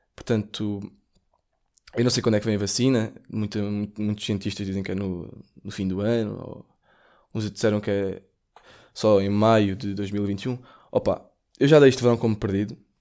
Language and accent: Portuguese; Portugal; sou português